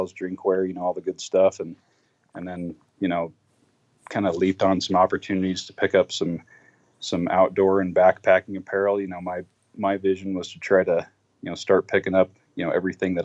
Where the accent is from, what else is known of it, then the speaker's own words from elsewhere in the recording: Wyoming, United States; born and raised in Wyoming. I'm currently in Casper, in central Wyoming